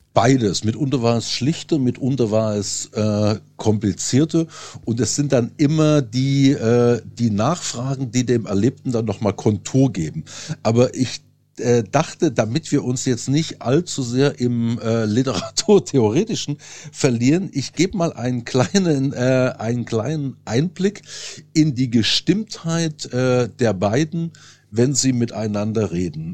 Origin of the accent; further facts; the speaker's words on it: Saxony, Germany; moved away as an adult; also born or lived in Lake Constance / Paris; now in Berlin, Germany; geboren 1970 in Sachsen